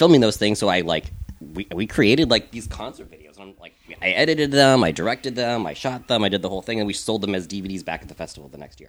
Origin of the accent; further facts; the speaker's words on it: Michigan, United States; moved away; I'm from Michigan.